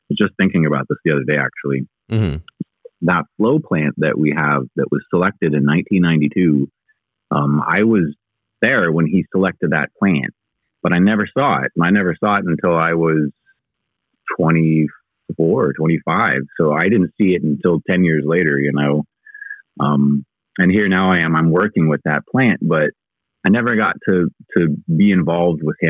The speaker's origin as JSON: {"language": "English", "town": "Eugene", "region": "Oregon", "country": "United States", "tie": "born or raised there", "also_born_or_lived": "Pendleton, Oregon", "said": "I grew up more in Eugene than Pendleton"}